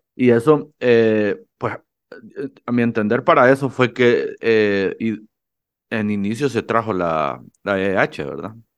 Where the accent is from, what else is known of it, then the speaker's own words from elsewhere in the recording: Honduras; en Honduras, que tenemos sol todo el día